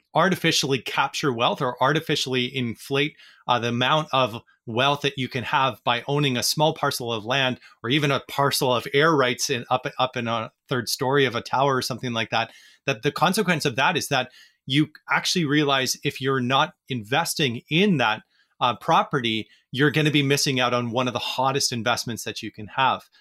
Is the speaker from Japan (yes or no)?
no; Vancouver, British Columbia, Canada; in Vancouver, where I'm from